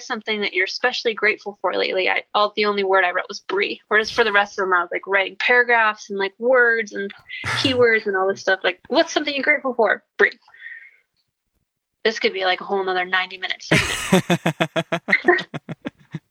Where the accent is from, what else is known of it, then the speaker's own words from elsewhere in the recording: Wisconsin, United States; moved away; also born or lived in Minnesota; I'm from Wisconsin.